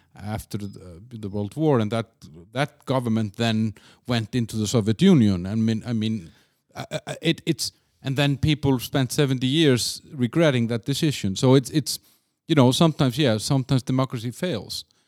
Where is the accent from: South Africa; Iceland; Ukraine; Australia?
Iceland; also born or lived in Denmark; I used to live in Denmark. I'm from Iceland